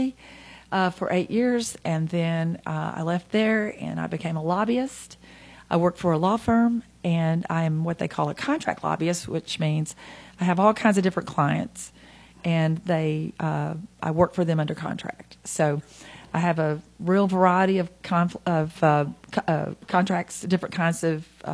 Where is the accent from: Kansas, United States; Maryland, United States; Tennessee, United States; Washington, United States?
Tennessee, United States; Nashville; now in Hendersonville, United States; I was born in Nashville, and my parents are from Gulletsville. I went to Good Pasture Christian School